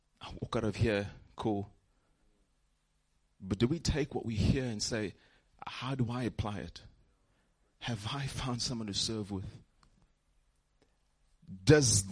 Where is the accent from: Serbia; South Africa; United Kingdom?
South Africa; Johannesburg, Gauteng; I'm from Joburg